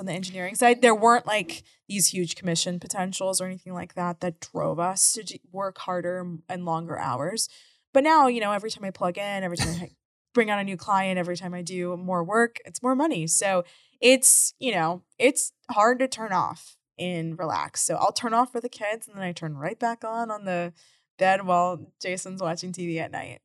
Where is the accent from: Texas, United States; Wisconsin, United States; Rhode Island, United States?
Texas, United States; Houston; living in Houston my whole life